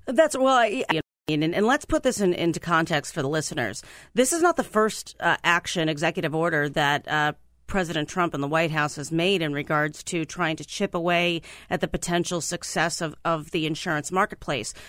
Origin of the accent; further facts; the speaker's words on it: Mahoning Valley, Ohio, United States; now in Washington, D.C., United States; I'm from the Mahoning Valley